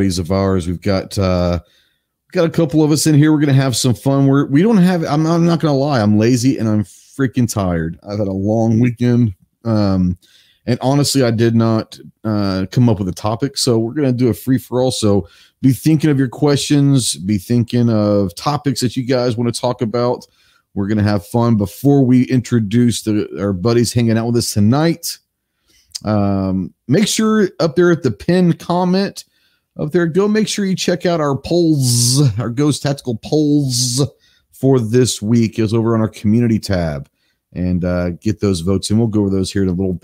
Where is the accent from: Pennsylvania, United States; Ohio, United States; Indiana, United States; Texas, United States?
Texas, United States; Texas, my home state